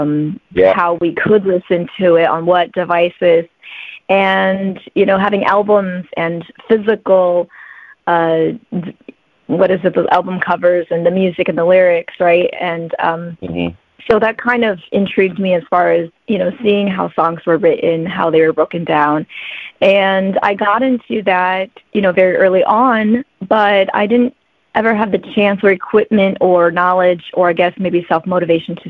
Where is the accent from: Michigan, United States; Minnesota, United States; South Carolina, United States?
Michigan, United States; moved away as an adult; also born or lived in Detroit; now in Honolulu, United States; I'm actually from Michigan. Right now, I'm here in Honolulu